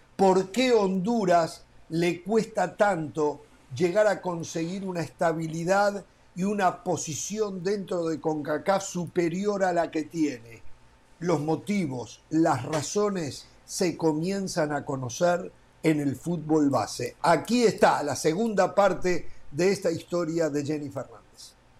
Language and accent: Spanish; Uruguay; En mi país, un país de 3.300.000 habitantes